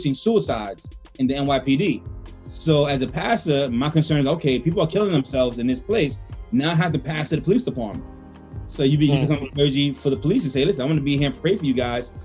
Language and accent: English; New York City, New York, United States; I'm the only person who's here from the Bronx